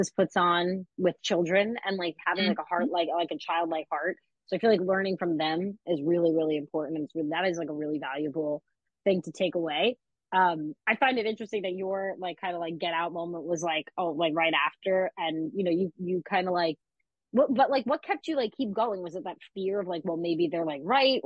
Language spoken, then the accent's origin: English; downstate New York, United States; I grew up in, downstate New York.